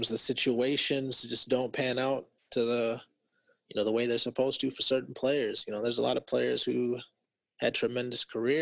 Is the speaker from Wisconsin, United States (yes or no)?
yes; Wisconsin, United States; I am from Wisconsin